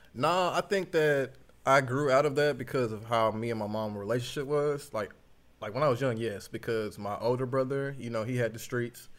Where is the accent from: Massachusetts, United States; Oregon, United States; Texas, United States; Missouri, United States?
Texas, United States; Dallas; I'm from Dallas, Texas. Oak Cliff, Sundale. I'm not Sundale, Glendale